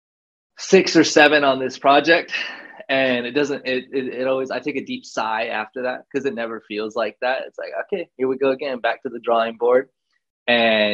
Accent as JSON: {"language": "English", "town": "Albuquerque", "region": "New Mexico", "country": "United States", "tie": "born or raised there", "also_born_or_lived": "California", "said": "Born and raised in Albuquerque, New Mexico."}